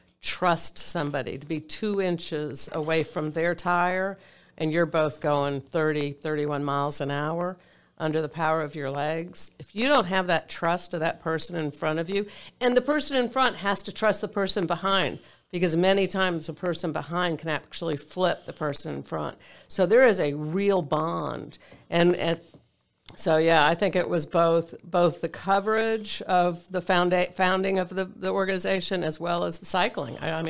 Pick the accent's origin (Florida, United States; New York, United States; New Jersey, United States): Florida, United States; Boca Raton; also born or lived in Anaheim / Oregon / Detroit / Philippines; now in Columbus, United States; So, well, you know, I was born in Anaheim, California, and before I was 6 years old, I lived in Oregon, Detroit, Michigan, the Philippine Islands, and then from Detroit we came to Boca Raton, Florida.